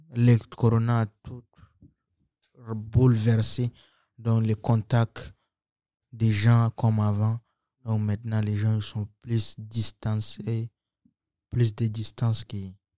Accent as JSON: {"language": "French", "country": "Chad", "tie": "born or raised there", "also_born_or_lived": "Central African Republic", "moved": "yes", "lives_now": "Trois-Rivières, Canada", "said": "je suis centrafricain j'ai grandi au Tchad"}